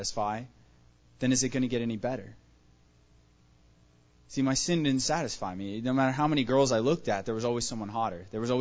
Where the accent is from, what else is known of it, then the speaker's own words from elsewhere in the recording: Tucson, Arizona, United States; I was born and raised here in Tucson, Arizona